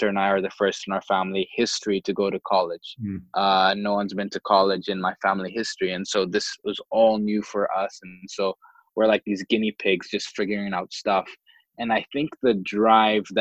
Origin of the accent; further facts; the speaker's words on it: Dar es Salaam, Tanzania; also born or lived in Stanford, United States; growing up in Dar es Salaam, I mean, it's not a San Francisco, it's not the United States